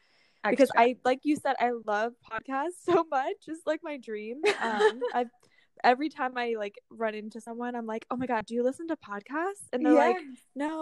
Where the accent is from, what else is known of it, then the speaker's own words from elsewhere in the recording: Northern Virginia, United States; now in Richmond, United States; I'm actually staying with my family right now in my hometown in Nova